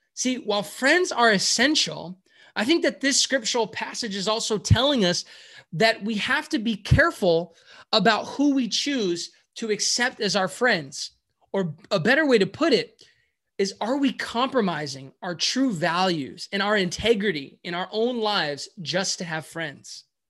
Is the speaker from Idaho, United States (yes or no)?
no; San Francisco, California, United States; I am from San Francisco, California, the Bay Area